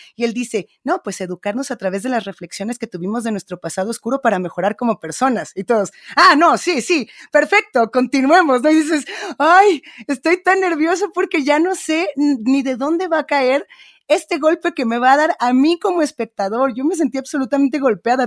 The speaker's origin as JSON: {"language": "Spanish", "country": "Mexico", "said": "en México tenemos ejemplos bien interesantes de radios negras o de programas que están haciendo esto mismo y que tenemos que recuperar"}